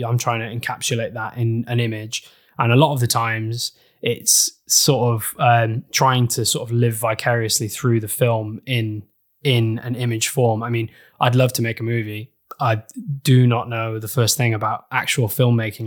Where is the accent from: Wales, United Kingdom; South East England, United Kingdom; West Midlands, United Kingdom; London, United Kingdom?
Wales, United Kingdom; I grew up in Wales